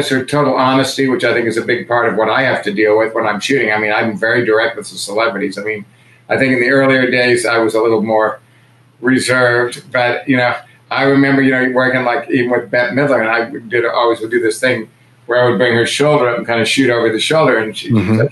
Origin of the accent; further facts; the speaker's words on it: Kansas City, Missouri, United States; moved away; I moved her out here from Kansas City, and which is where I grew up